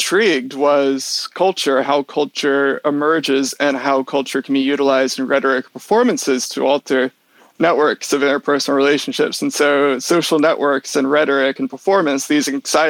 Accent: Richmond, Virginia, United States; moved away as an adult; also born or lived in Durham, United Kingdom; I'm originally from the Richmond, Virginia area

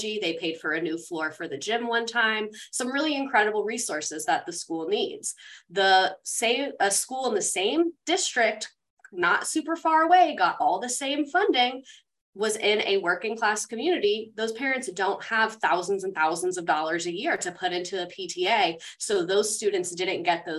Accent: Georgia, United States; moved away; also born or lived in Florida; I grew up in Georgia

